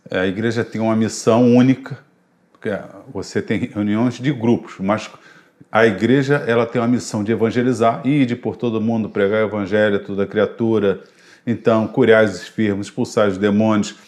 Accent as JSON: {"language": "Portuguese", "country": "Brazil", "said": "Eu sou brasileiro"}